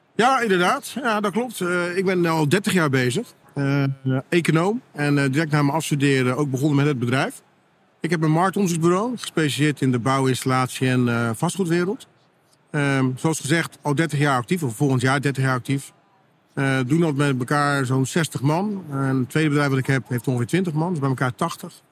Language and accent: Dutch; Netherlands; wij als Nederlanders